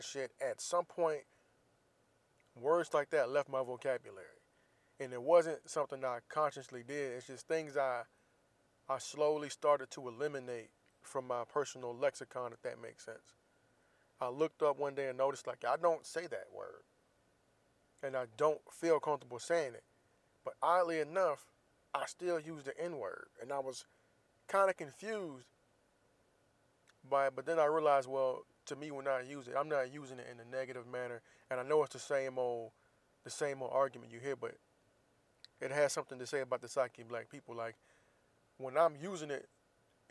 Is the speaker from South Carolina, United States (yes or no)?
no; Florida, United States; moved away; growing up in the South, especially growing up in Florida